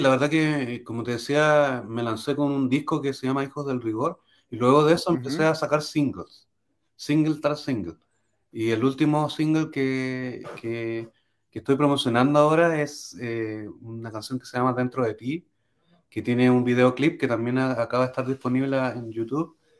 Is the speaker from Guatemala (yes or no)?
no; Chile; soy chileno